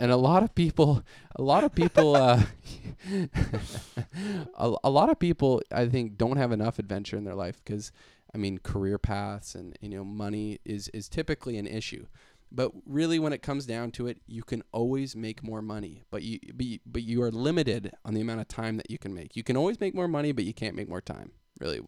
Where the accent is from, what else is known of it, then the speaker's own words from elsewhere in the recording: Canada; I'm Canadian